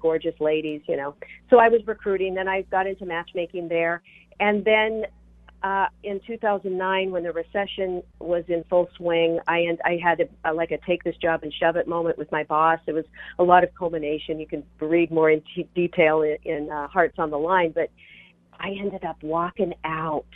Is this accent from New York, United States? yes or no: no; Seattle, Washington, United States; moved away as an adult; also born or lived in Los Angeles / Chicago / Orange County; I'm from Seattle. So I moved down